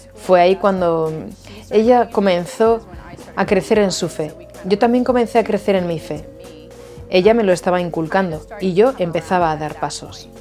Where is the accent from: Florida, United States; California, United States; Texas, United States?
Florida, United States; Jacksonville; soy de Jacksonville, Florida. Aquí nací, y crecí.